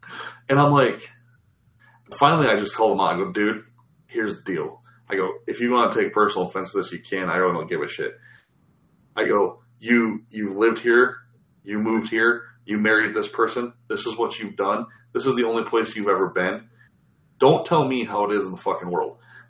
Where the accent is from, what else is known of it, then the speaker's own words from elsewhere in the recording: Midwest, United States; now in California, United States; we saw that you just moved here from the Midwest, so that's why we hired you.